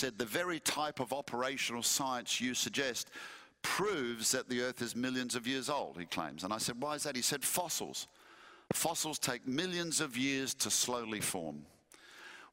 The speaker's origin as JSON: {"language": "English", "region": "Western Australia", "country": "Australia", "tie": "born or raised there", "also_born_or_lived": "Perth", "moved": "yes", "said": "my home state of Western Australia"}